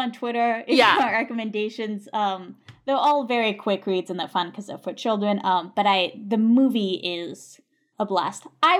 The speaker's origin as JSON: {"language": "English", "country": "United States", "said": "me coming in as an American"}